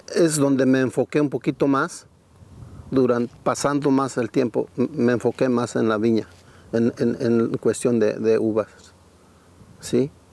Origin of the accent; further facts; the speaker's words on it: Santa María Tindú, Oaxaca, Mexico; also born or lived in Madera, California; now in Oregon, United States; soy originario del estado de Oaxaca, ¿sí? México, de un pueblito que se llama Santa María Tindú.